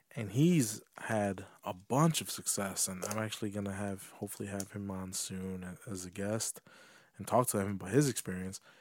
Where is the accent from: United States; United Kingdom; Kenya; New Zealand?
United States; I'm American